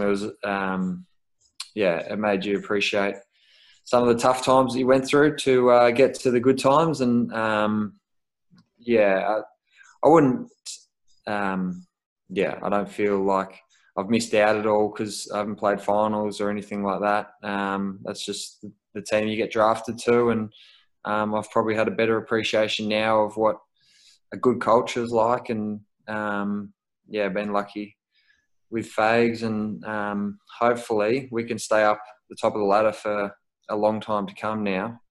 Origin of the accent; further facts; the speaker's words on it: Melbourne, Victoria, Australia; moved away as an adult; now in Brisbane, Australia; I'm from Melbourne originally